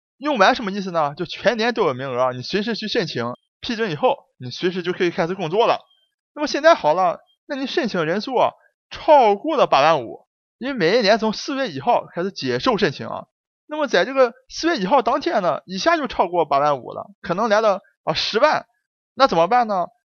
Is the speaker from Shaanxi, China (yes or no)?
no; Dalian, Liaoning, China; accent: Dalian; 下面就请大家一起跟我进入咱们大连话世界第五十七期节目